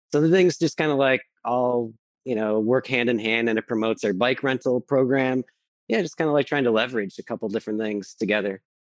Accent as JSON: {"language": "English", "town": "Buffalo", "region": "New York", "country": "United States", "tie": "born or raised there", "also_born_or_lived": "Eugene, Oregon / Portland, Oregon", "said": "I grew up here in Buffalo, but I went to graduate school in Portland and I or er, in Eugene and I moved to Portland"}